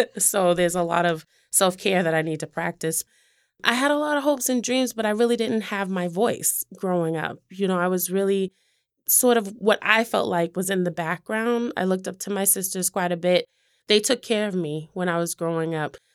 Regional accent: Boston, Massachusetts, United States; I grew up in Mattapan specifically.

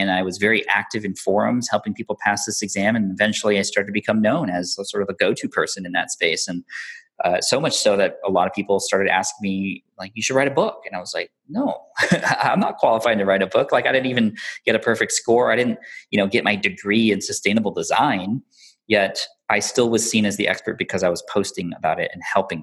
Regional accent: San Diego, California, United States; I grew up in San Diego, California

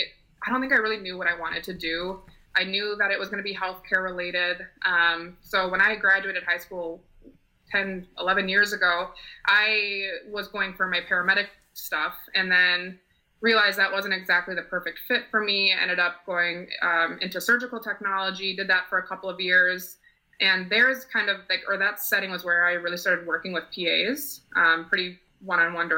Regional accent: St. Paul, Minnesota, United States; moved away as an adult; also born or lived in Potsdam, New York; I'm originally from St. Paul, Minnesota

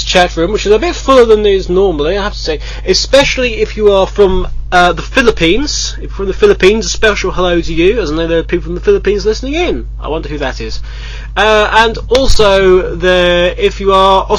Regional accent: United Kingdom; We're British

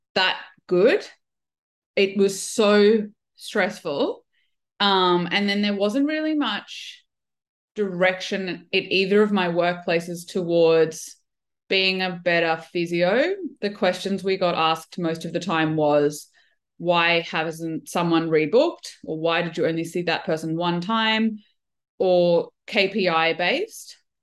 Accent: Brisbane, Queensland, Australia; also born or lived in Melbourne, Australia / United Kingdom / Kuwait; I'm a physio from Brisbane.

